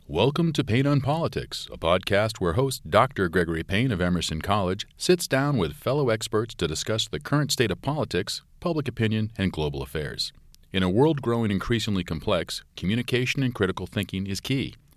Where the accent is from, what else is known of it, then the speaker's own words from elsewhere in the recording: Jamaica; moved away; I was born and raised in Jamaica